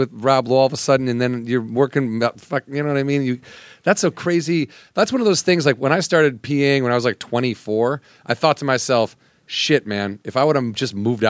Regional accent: Midwest, United States; moved away as an adult; I'm from the Midwest.

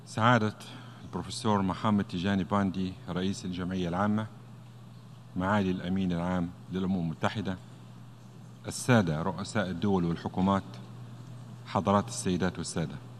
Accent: Libya; قضية بلادي ليبيا

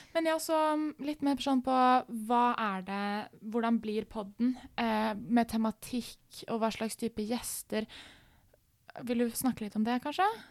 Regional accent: Oslo, Norway; moved away as an adult; hele miljøet mitt er veldig liksom hjemme i Oslo

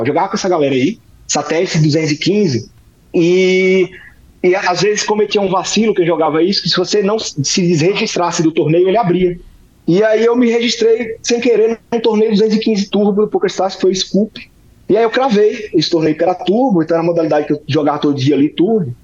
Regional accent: Aracaju, Sergipe, Brazil; eu sou de Aracaju, Sergipe

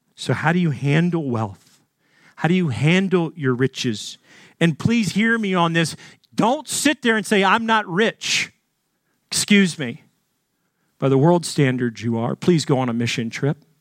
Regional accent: Arkansas, United States; Growing up in Arkansas in a wealthy family

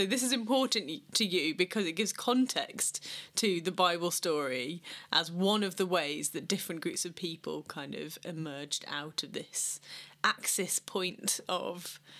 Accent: England, United Kingdom; as English people

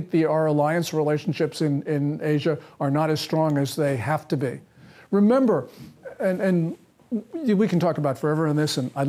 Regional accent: United States; we Americans

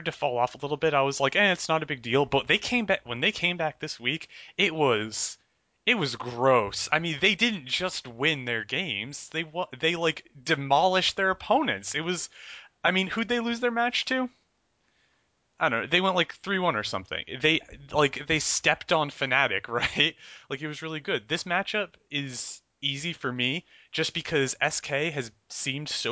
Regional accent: New Jersey, United States; I'm from Central Jersey

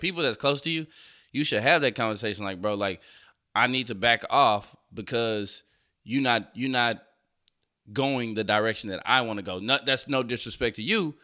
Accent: Houston, Texas, United States; I grew up in Fifth Ward

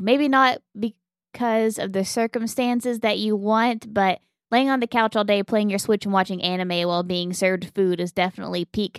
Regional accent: Oklahoma, United States; I mean, I knew I grew up in Western Oklahoma, and so I was lucky that, I don't know if I was lucky, I was basically born around cows.

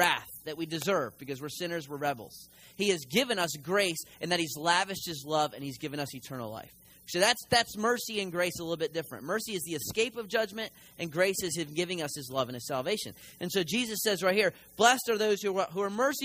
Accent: Philadelphia, Pennsylvania, United States; moved away; I'm from the north, I'm a Yankee, and so I'm from Philly

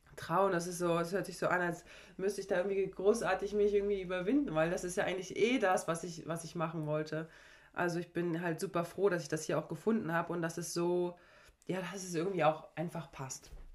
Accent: Parchim, Mecklenburg-Vorpommern, Germany; also born or lived in Schwerin / Leverkusen; ich komme aus einem kleinen Ort hier neben Schwerin, also Parchim, und bin dann aber früh aufs Sportsenat gegangen mit 12, 13 ähm, und habe da, da dann eigentlich in Schwerin gewohnt und ich würde auch immer sagen, okay, ich bin Schweriner

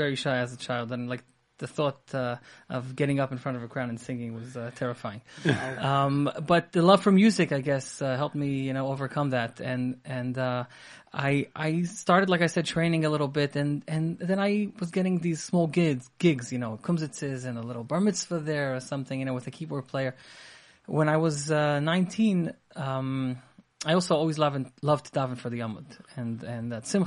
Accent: Israel; moved away as an adult; I grew up in Eretz Yisrael.

